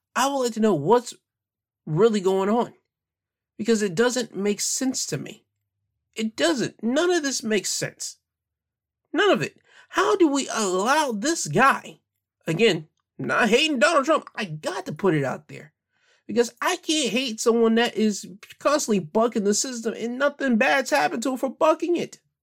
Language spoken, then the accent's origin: English; United States; I'm cool with being an American